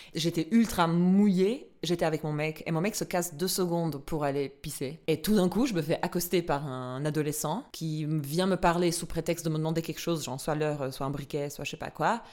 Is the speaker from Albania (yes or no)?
yes; Albania; now in Switzerland; je suis albanaise, j'ai grandi en Albanie, je suis arrivée en Suisse